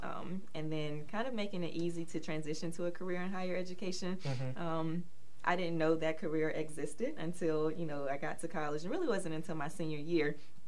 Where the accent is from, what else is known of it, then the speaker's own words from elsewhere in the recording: Warrenton, North Carolina, United States; moved away as an adult; also born or lived in Charlotte, North Carolina; I am originally from Warrenton, North Carolina